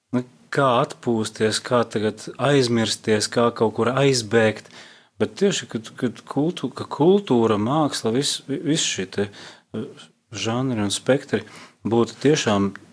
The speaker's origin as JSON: {"language": "Latvian", "country": "Latvia", "said": "es kā latvietis"}